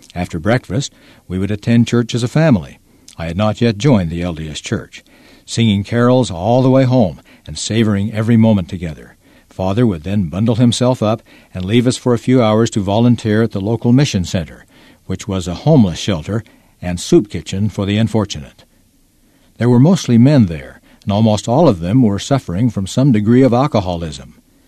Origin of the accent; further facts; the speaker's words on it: Toronto, Ontario, Canada; As a child growing up in Toronto, Ontario, Canada, and as the oldest in my family